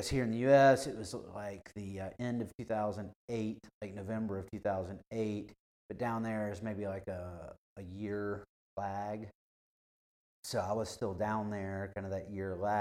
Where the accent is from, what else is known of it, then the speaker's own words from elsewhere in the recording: Spartanburg, South Carolina, United States; also born or lived in Panama; now in Greenville, United States; My family's from Spartanburg, so that's where I grew up